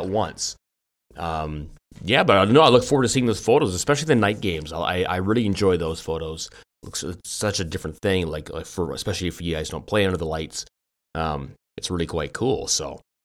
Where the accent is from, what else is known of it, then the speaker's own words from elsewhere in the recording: Richmond, British Columbia, Canada; also born or lived in Victoria, British Columbia; I gr, I grew up in Vancouver, Richmond, near, n, n, near where you live now